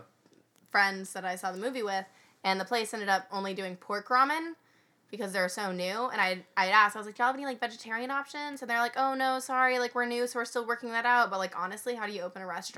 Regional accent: United States; I'm American.

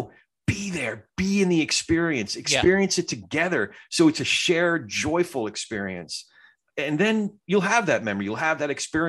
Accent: Englishtown, New Jersey, United States; in the town that I lived in, which is English Town near the auction and all that. So when I say I'm from … country, you know, like my hometown.

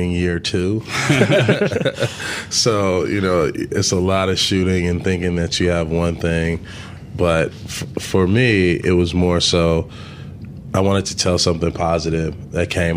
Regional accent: Los Angeles, California, United States; growing up in South Central

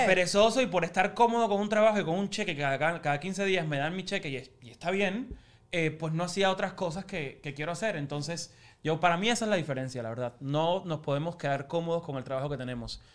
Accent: Cuba; now in United States; nacimos en Cuba y tú yo nací en Cuba

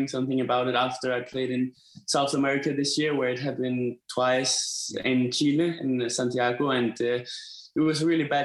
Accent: Denmark; I'm from Denmark, you know, it's cold and it's snowing and everything.

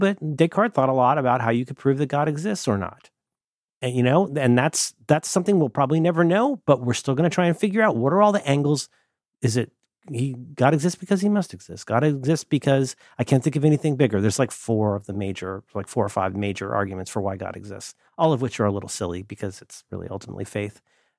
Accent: Ohio, United States; also born or lived in Florida; I talk the way that I do, I think partly because I'm from Florida, but very much because I'm from Ohio. There's a lot of Ohio in the way that I talk.

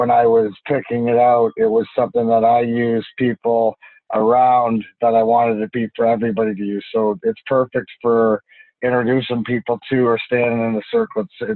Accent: Canada; I'm Canadian

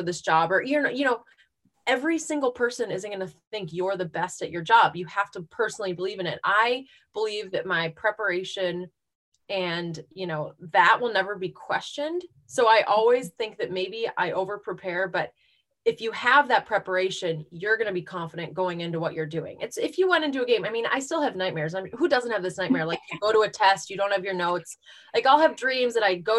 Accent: Minnesota, United States; moved away as an adult; now in California, United States; I grew up in Minnesota.

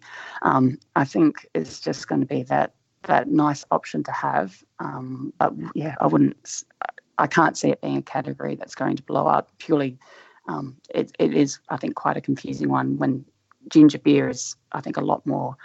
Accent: Adelaide, South Australia, Australia; I vaguely remember growing up in Adelaide

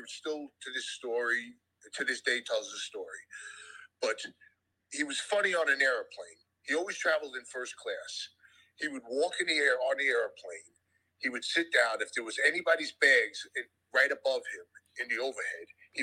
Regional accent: near Manhattan, New York, United States; not far from here

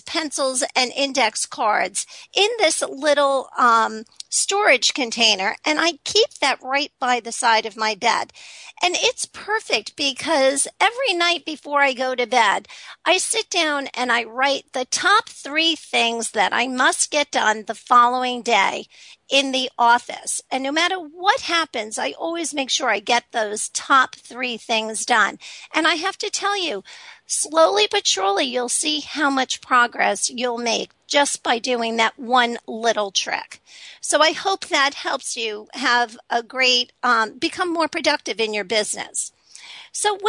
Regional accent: New York City, New York, United States; I grew up in Staten Island

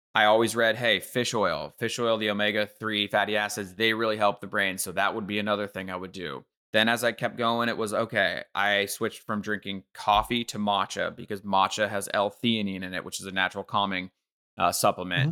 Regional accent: Bay Area, California, United States; I grew up in the Bay Area

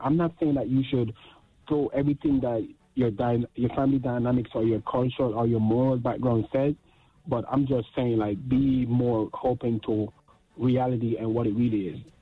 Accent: Jamaica; I'm Jamaican

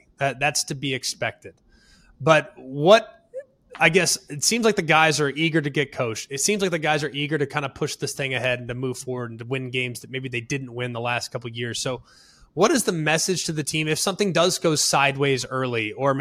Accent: Dallas, Texas, United States; I'm from Dallas-Fort Worth

